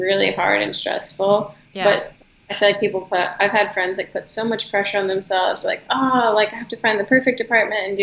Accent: Charlottesville, Virginia, United States; moved away as an adult; also born or lived in Harrisonburg, Virginia / Richmond, Virginia; now in Los Angeles, United States; I'm originally from Charlottesville, Virginia

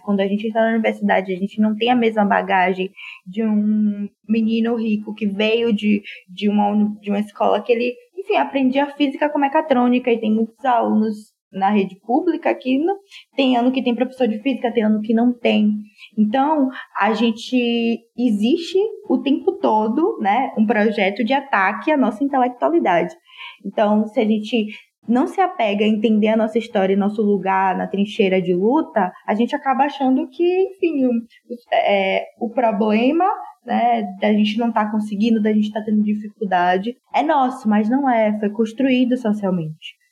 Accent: Salvador, Bahia, Brazil; moved away as an adult; now in São Paulo, Brazil; sou soteropolitana

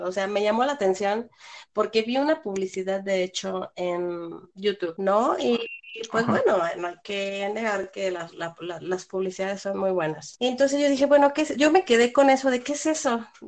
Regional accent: Mexico; los dos somos mexicanos

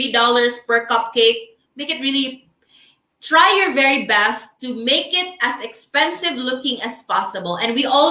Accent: Philippines; first language Filipino; English is a second language; as a Filipino

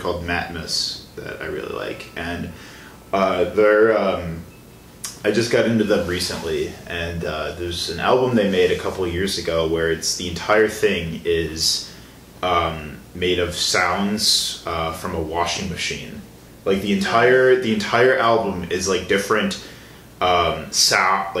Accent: Chicago, Illinois, United States; now in Wisconsin, United States; I'm from the Chicago area originally

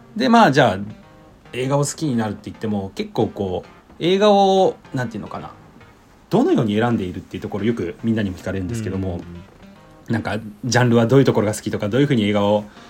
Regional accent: Hiroshima, Japan; moved away as an adult; now in Tokyo, Japan; 地元広島だったんで東京に上京してで

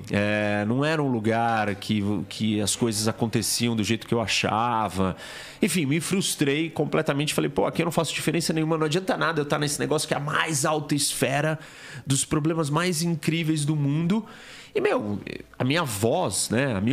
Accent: São Paulo, Brazil; also born or lived in Miami, United States / Washington, United States / Spain; nasci aqui em São Paulo.

